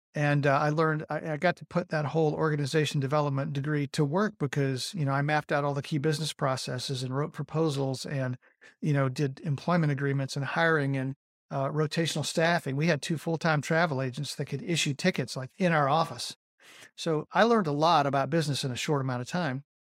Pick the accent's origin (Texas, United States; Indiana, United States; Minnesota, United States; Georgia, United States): Georgia, United States; Rome; I was born in Rome, Georgia